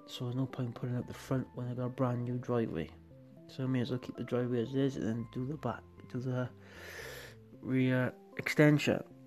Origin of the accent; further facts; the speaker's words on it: Wales, United Kingdom; I'm from Wales